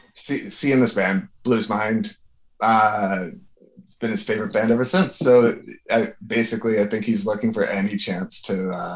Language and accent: English; Port Stanley, Ontario, Canada; we grew up in Port Stanley, which is half hour south of London, Ontario